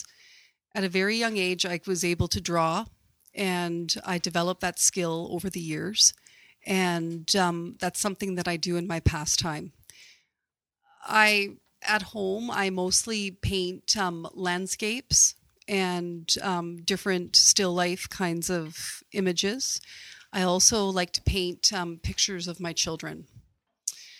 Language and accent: English; Kamloops, British Columbia, Canada; I was actually born and raised in Kamloops, British Columbia